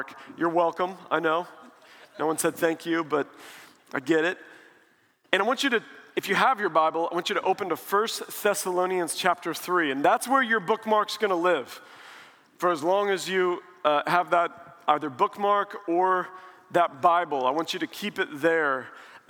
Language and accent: English; Springfield, Missouri, United States; now in Dallas, United States; I grew up in Springfield, Missouri, and now in Dallas